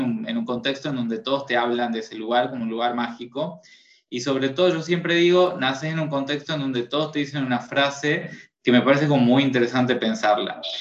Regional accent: Tucumán, Argentina; Soy tucumano, del norte de Argentina

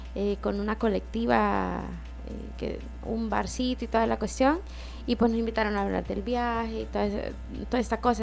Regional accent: El Salvador; sos mujer salvadoreña

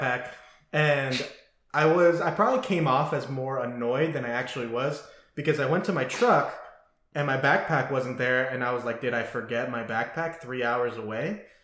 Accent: Las Vegas, Nevada, United States; also born or lived in Burbank, California; now in Washington, United States; I moved to Las Vegas from from Burbank, California, when I was eight, seven or eight

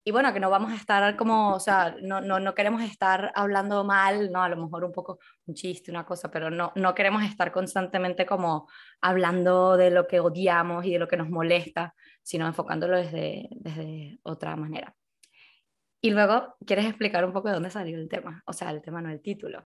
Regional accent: Venezuela; accent: Venezuelan; now in Spain; A pesar de que llevo como 20 años aquí en España, he conseguido que no se me vaya el acento. Y aparte, lo que he conseguido es que mis amigos españoles consigan decir palabras eh, venezolanas

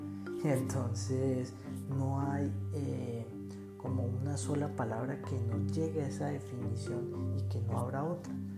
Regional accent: Bogotá, Colombia; soy bogotano

